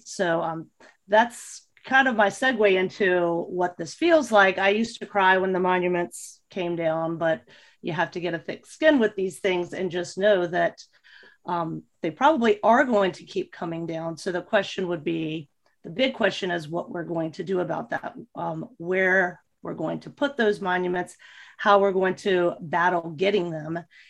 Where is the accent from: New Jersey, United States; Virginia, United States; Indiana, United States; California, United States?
Virginia, United States; Richmond; moved away as an adult; now in North Carolina, United States; I was born and raised in Richmond, Virginia. I left there about 1994, around age 24, but most of my family still lives there. I now live in North Carolina.